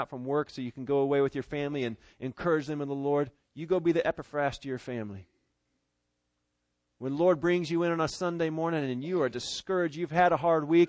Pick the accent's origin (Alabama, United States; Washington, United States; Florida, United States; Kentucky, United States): Washington, United States; Seattle; moved away; my hometown over in Seattle